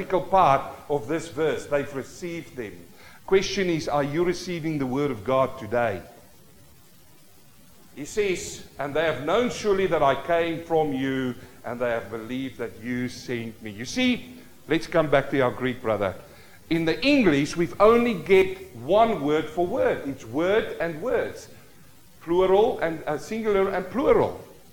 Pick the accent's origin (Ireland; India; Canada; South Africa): South Africa; As a young boy, growing up in South Africa, the Vaal River, we fish through the night